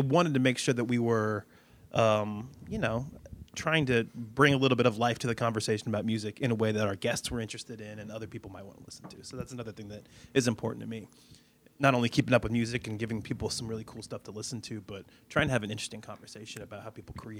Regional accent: Midwest, United States; And so, I mean, I grew up in the Midwest listening to the radio.

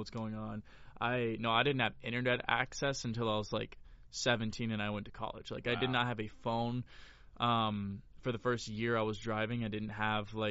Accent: Florida, United States; moved away as an adult; now in Los Angeles, United States; I'm from Florida

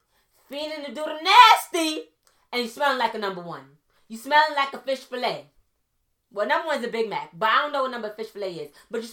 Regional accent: Trinidad & Tobago; I'm Trinidadian, so I could say this, okay?

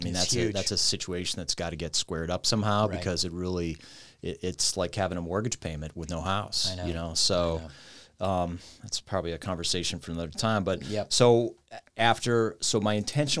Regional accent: Cleveland, Ohio, United States; Yeah, so I grew up in Cleveland

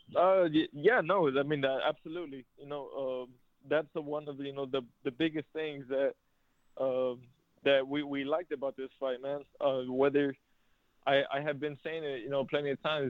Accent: San Antonio, Texas, United States; San Antonio, you know, my hometown

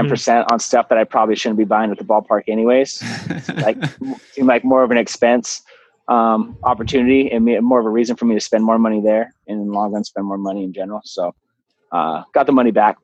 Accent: San Diego, California, United States; I'm from San Diego.

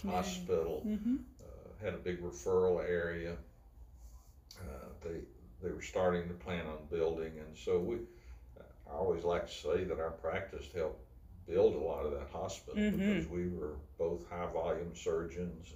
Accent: Nashville, Tennessee, United States; now in Franklin, United States; we settled in Donelson for about 8 years, and that's when I went to grammar school and finished high school

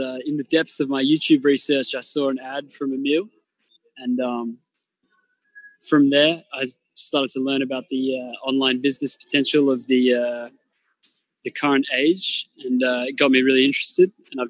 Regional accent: Australia; I'm from Australia.

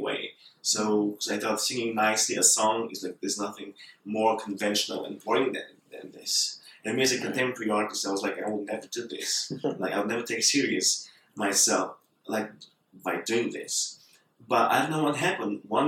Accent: Bulgaria; I'm from Bulgaria

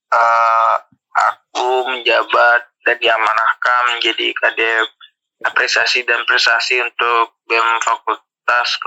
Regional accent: Pekanbaru, Riau, Indonesia; Untuk asal sendiri seperti di awal tadi, asal aku dari Pekanbaru, lahir di Pekanbaru, besar di Pekanbaru

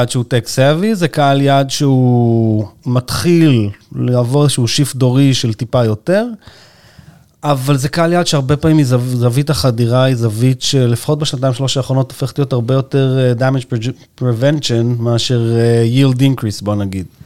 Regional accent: Yagur, Haifa District, Israel; אני קיבוצניק וזה, אני בעניינים. מאיזה קיבוץ? יגור.

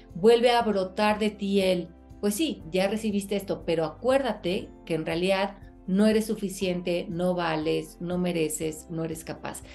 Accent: Mexico; moved away; cuando voy a México a trabajar, que pues es mi país natal

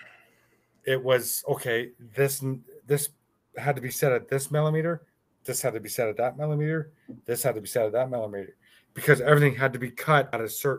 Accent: Hamilton, Ontario, Canada; moved away as an adult; also born or lived in Halifax; now in near Ottawa, Canada; I was born in Hamilton

